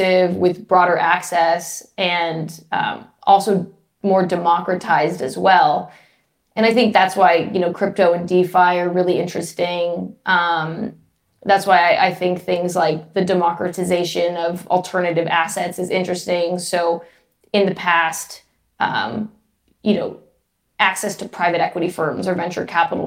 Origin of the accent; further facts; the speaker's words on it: Los Angeles, California, United States; moved away as an adult; I'm from Los Angeles